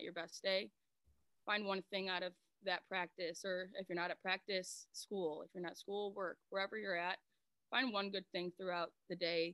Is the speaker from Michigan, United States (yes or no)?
yes; Romeo, Michigan, United States; I grew up in Romeo.